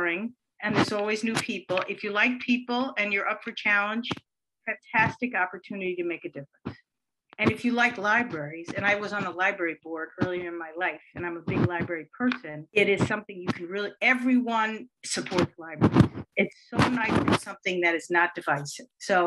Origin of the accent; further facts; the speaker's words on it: Yonkers, New York, United States; also born or lived in White Plains; I grew up here in Yonkers